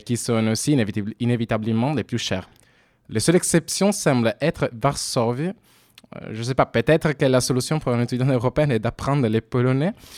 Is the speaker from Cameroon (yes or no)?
no; Italy; French is a second language; moved away; also born or lived in Turin / Sweden; je suis italienne, j'ai également étudié à Turin aussi